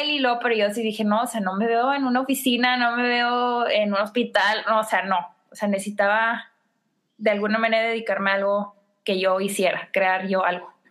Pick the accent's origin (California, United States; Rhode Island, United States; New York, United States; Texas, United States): Texas, United States; McAllen; moved away; yo vengo de McAllen